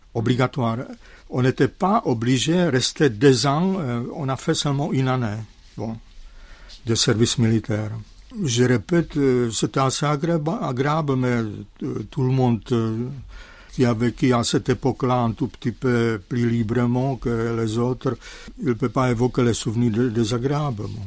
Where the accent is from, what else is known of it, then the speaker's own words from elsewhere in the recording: Zlín, Zlín Region, Czechia; French is a second language; moved away as an adult; now in France; ils ont changé le nom de ma ville natale, Zlin à Gottwaldorf